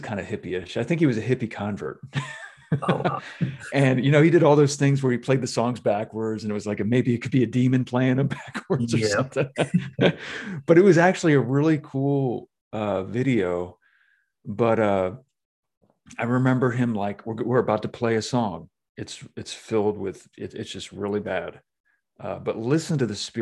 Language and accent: English; Myrtle Beach, South Carolina, United States; I'm from Myrtle Beach